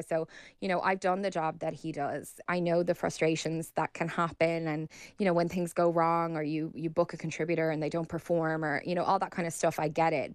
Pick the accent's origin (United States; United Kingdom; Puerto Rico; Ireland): Ireland; as Irish people